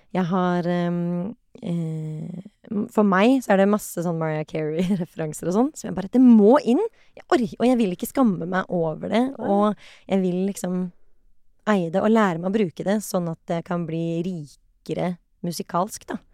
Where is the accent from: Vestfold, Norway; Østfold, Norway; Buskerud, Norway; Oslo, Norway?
Oslo, Norway; jeg vokste opp på Kampen, og så flyttet vi da jeg var ti.